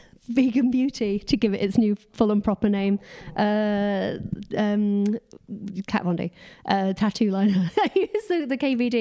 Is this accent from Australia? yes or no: no; United States; accent: American; We're sorry that our American accents have offended you. We can't help it. We live in near the valley